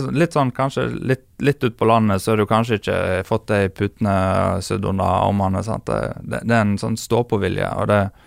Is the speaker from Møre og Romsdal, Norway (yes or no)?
no; Bømlo, Vestland, Norway; Jeg er jo ikke fra Os, jeg er bømling